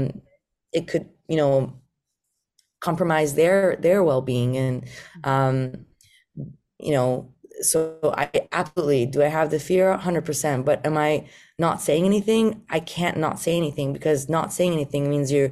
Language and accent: English; Iran; English is a second language; moved away; also born or lived in Japan; I'm Iranian, I'm Persian